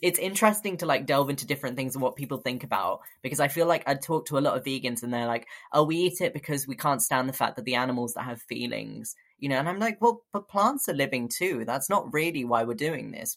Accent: London, United Kingdom; moved away as an adult; now in Bristol, United Kingdom; I grew up in London

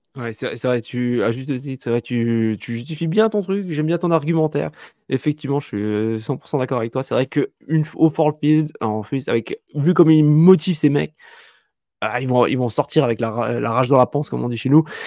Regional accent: France; chez nous en France

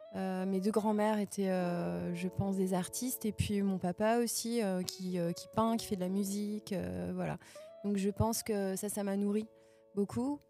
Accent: Verdun, Grand Est, France; moved away as an adult; now in Nancy, France; moi, je suis de la Meuse. Euh, je suis née à Verdun

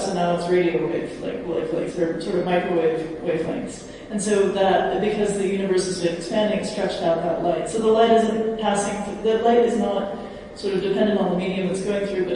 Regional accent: United States; I'm from America

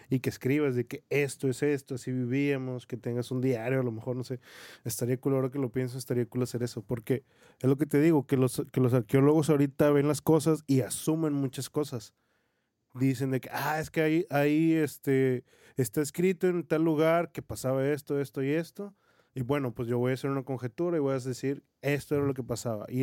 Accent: Mexico; somos mexicanos, por cierto, y sabemos muy bien

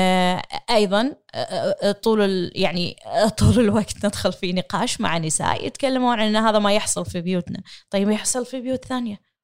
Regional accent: Kuwait; امرأة كويتية أحمل الجنسية الكويتية

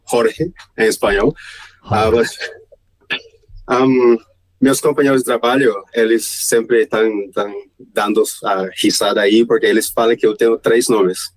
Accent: Santa Marta, Magdalena, Colombia; born there; Portuguese is a second language; now in Bogotá, Colombia; eu não sou de Bogotá, estou morando aqui, mas eu nasci em uma cidade pequena no norte do Colômbia, Santa Marta, o nome da cidade. Então, moro aqui há 18 anos, em Bogotá.

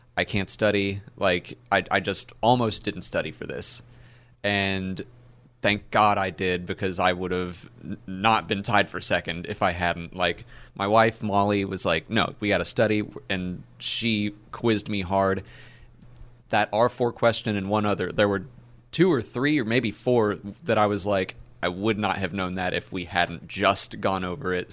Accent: Atlanta, Georgia, United States; I'm from Atlanta

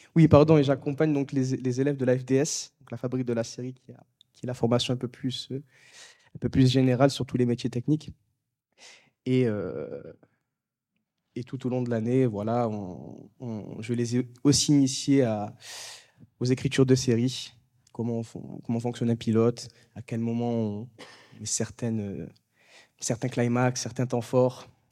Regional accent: Marseille, Provence-Alpes-Côte d'Azur, France; moved away as an adult; now in Paris, France; je suis originaire de Marseille à la base. Je suis monté

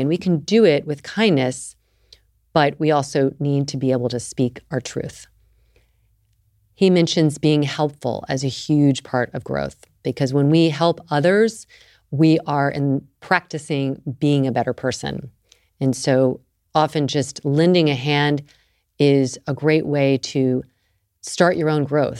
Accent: the South, United States; I grew up in the South

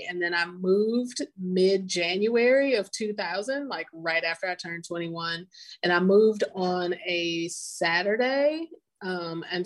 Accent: St. Louis, Missouri, United States; moved away as an adult; also born or lived in St. Croix, U.S. Virgin Islands / Mississippi; now in Water Valley, United States; I'm originally from St. Louis, Missouri, and I lived there until shortly after I turned 21

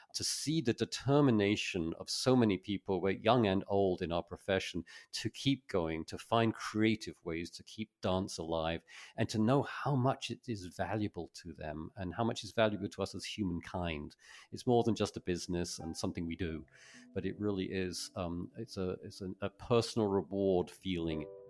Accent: Folkestone, South East England, United Kingdom; I grew up in Folkestone

